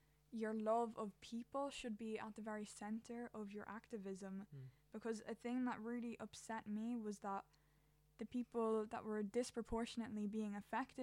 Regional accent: Ireland; I'm an Irish teenager

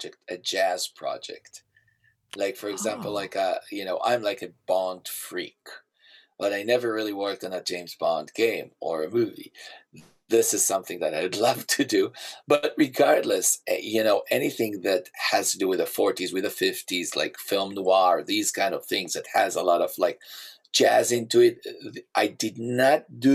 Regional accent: Israel; moved away; I grew up in Israel

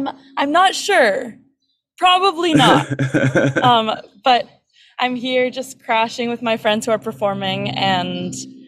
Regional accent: New York City, New York, United States; moved away as an adult; also born or lived in Boston; No, I'm from New York. I'm from 120th. I grew up on the Columbia campus. My mom teaches there. And then we lived in Boston for 1 year when I was growing up, but I really didn't move there until I started college.

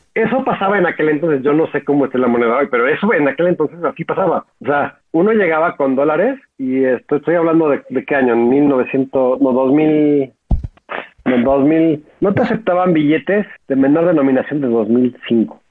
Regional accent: Mexico; éramos bastante conocidos por ser los mexicanos

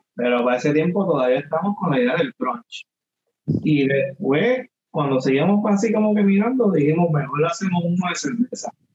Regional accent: Ponce, Puerto Rico; yo soy natural de Ponce

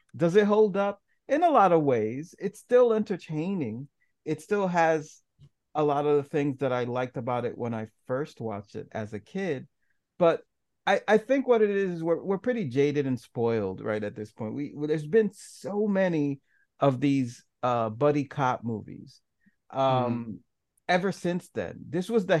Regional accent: New York City, New York, United States; I grew up in New York City in a certain ghetto

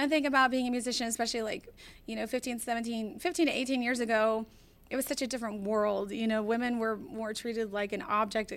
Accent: Houston, Texas, United States; also born or lived in Midwest; I was actually born in the Midwest, but raised in Houston since 6 months old. So I resonated with Houston as my hometown.

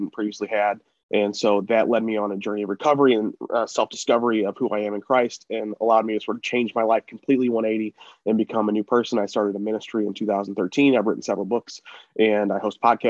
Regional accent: St. Louis, Missouri, United States; St. Louis where I live

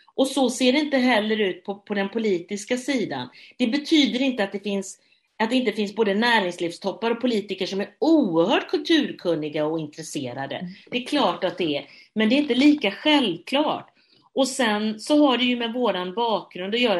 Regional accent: Gothenburg, Västra Götaland, Sweden; jag som göteborgare

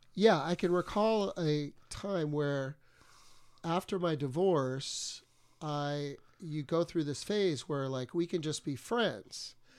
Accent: Texas, United States; moved away; I'm from Texas

